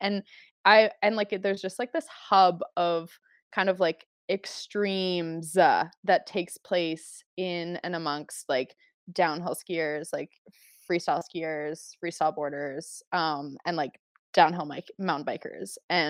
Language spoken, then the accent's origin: English; Calgary, Alberta, Canada; Like I grew up in Calgary. I grew up in like, you know, Northwest Calgary.